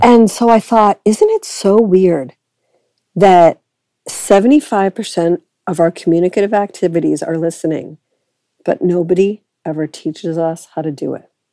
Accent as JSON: {"language": "English", "town": "Boston", "region": "Massachusetts", "country": "United States", "also_born_or_lived": "Edinburgh, Scotland / Cambridge, England", "moved": "as an adult", "lives_now": "Canada", "said": "I am originally from Boston, which means that I'm kind of American"}